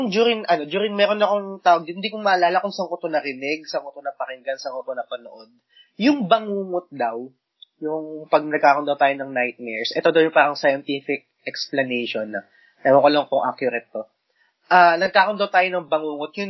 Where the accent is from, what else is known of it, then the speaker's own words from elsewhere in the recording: Mandaluyong, Metro Manila, Philippines; nung bata ako, nung yung bahay namin sa Mandaluyong